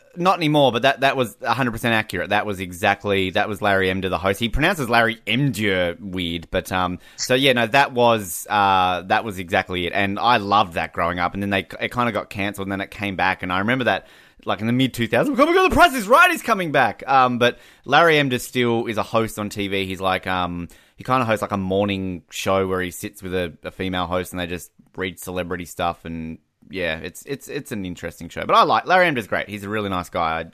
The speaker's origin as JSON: {"language": "English", "country": "Australia", "said": "Australians are, we're very relaxed people"}